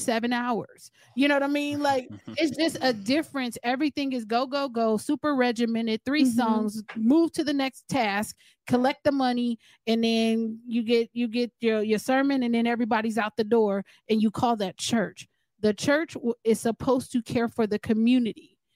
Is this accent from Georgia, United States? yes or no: no; California, United States; We're from California